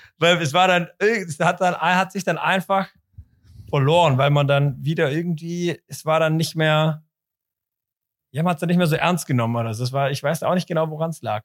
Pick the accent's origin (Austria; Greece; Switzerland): Switzerland; Zurich; bei uns in Zürich